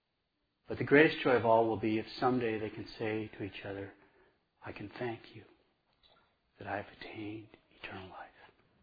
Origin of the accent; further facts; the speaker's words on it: Montana, United States; I mean, I'm from Montana. I want to punch somebody if it was my girlfriend. Get your hands off her. But that's where I'm from, you know.